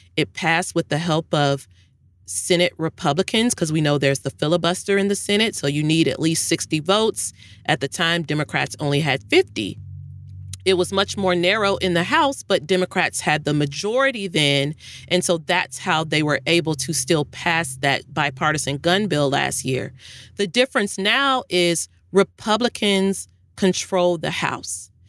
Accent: Louisville, Kentucky, United States; moved away; bank in Louisville, Kentucky, my hometown

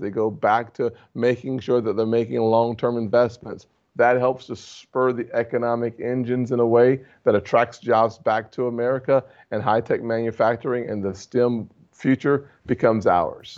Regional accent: South Carolina, United States; my home state

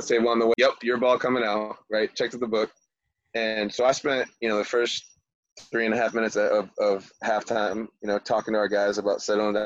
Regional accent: Michigan, United States; also born or lived in Florida; I'm from Michigan originally, had a rough life, got to live in Michigan all summer, and got to live in Florida all winter

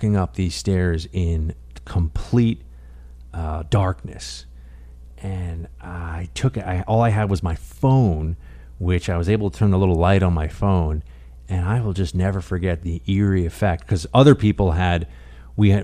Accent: New York City, New York, United States; New York City, my hometown

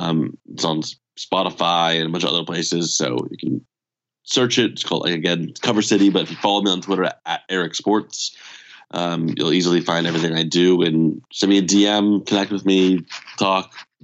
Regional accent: California, United States; there's been a lot of things going on in Southern California, my hometown, that were negative.

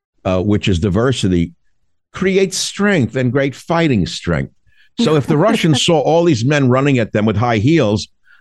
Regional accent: United States; I'm an American

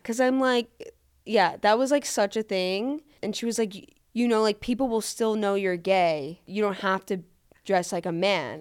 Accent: Florida, United States; accent: New York; moved away as an adult; also born or lived in New York / Boulder, Colorado; I'm from Florida. Even though where I am from in Florida is liberal

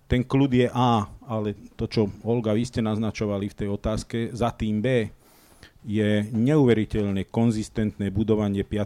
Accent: Slovakia; A nie preto, že som Slovák

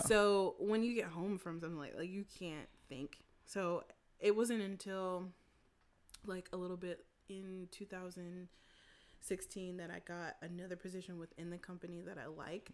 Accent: Winston-Salem, North Carolina, United States; I grew up in Winston Salem

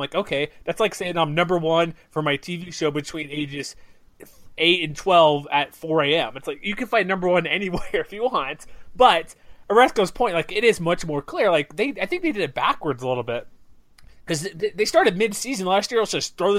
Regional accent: Houston, Texas, United States; I grew up in Houston

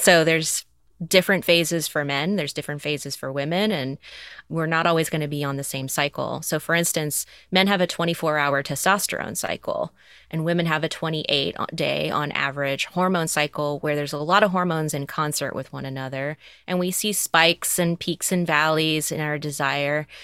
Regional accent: the South, United States; I grew up in the South

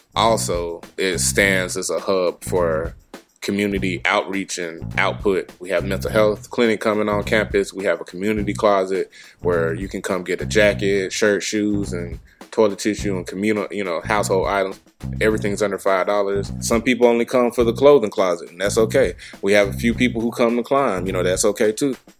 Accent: Memphis, Tennessee, United States; I'm from South Memphis, Tennessee. Grew up two minute walking distance away from the gym

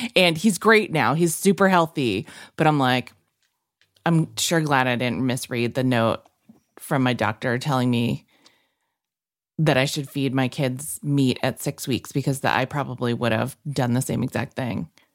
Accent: New England, United States; I'm from New England

